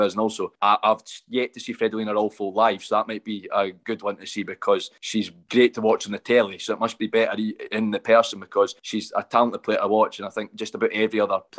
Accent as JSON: {"language": "English", "region": "Scotland", "country": "United Kingdom", "said": "as a Scot"}